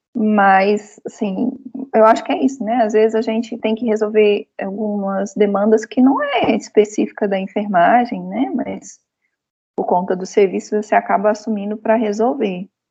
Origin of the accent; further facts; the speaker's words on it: Goiás, Brazil; now in Brasília, Brazil; eu sou goiana